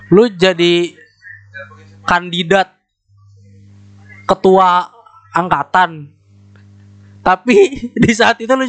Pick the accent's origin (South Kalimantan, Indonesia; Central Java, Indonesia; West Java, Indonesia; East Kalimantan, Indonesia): West Java, Indonesia; Bekasi; born there; gue bukan anak daerah wes itu kebanggaan gue sumpah gue bukan anak daerah aja